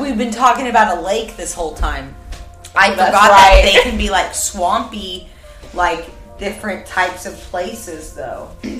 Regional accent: Oklahoma, United States; we're from Oklahoma

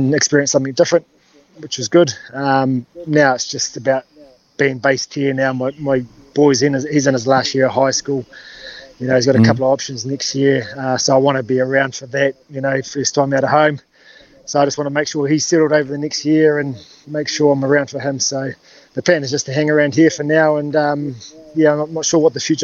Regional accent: New Zealand; moved away; also born or lived in Auckland; growing up in Hotafanua

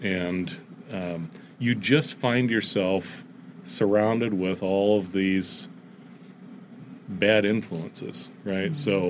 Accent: Fort Wayne, Indiana, United States; I grew up in Fort Wayne, Indiana

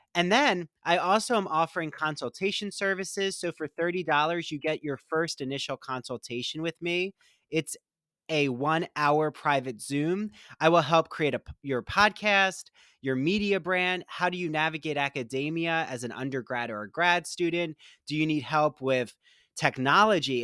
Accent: Philadelphia, Pennsylvania, United States; I grew up in the Philly area

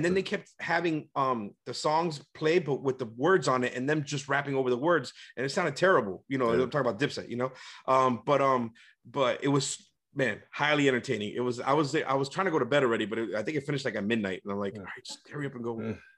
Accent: New York, United States; And he drops the Ja Rule song, because I'm from New York.

